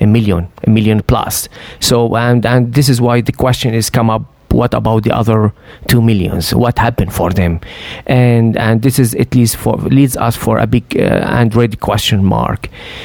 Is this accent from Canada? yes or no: no; Syria; moved away; I am a Syrian Christian. Mm. I grew up in Syria with my family.